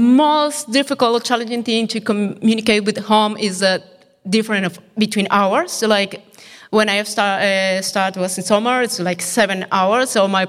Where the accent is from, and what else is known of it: Colombia; born or raised there; moved away as an adult; now in Netherlands